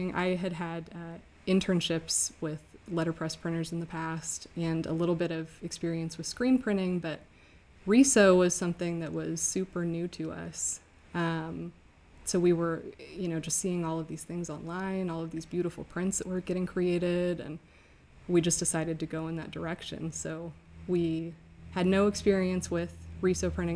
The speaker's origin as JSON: {"language": "English", "town": "Redmond", "region": "Washington", "country": "United States", "tie": "born or raised there", "also_born_or_lived": "Rhode Island", "said": "I grew up outside of Seattle in Redmond, Washington"}